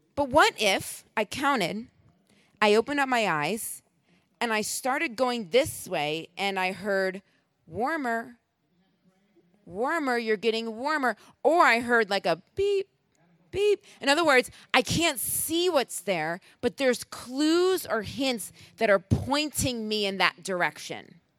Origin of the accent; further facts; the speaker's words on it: Rochester, New York, United States; moved away; also born or lived in Boston; I'm originally from Rochester, New York